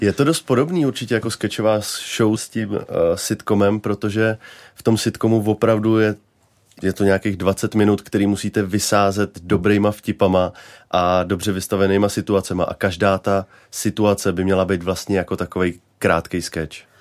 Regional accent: Nymburk, Central Bohemian Region, Czechia; jsem dojížděl každý den do Prahy z Nymburka

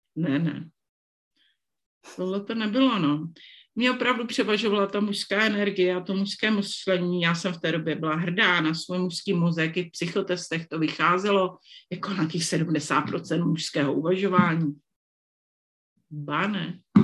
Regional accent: Moravian Slovakia, South Moravian Region, Czechia; moved away; já jsem děvčice ze Slovácka

